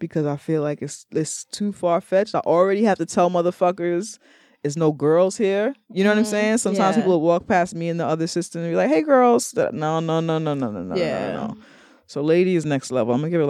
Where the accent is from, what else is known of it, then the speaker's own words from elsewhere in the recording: New York, United States; I'm from New York.